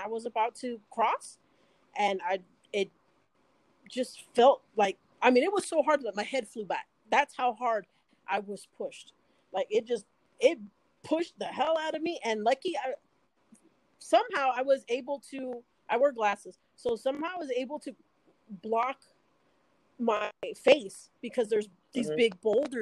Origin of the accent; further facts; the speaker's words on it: Fresno, California, United States; I'm from California